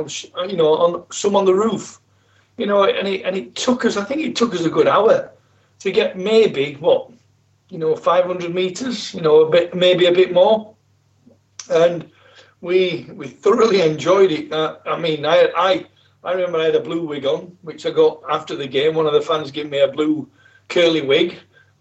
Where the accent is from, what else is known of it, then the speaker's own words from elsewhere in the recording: Yorkshire and the Humber, United Kingdom; I'm from South Yorkshire